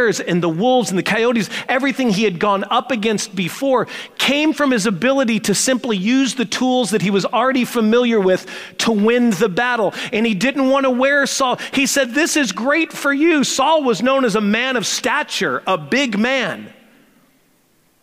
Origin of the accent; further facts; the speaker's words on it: St. Louis, Missouri, United States; I grew up in St. Louis with a guy that ended up becoming my best friend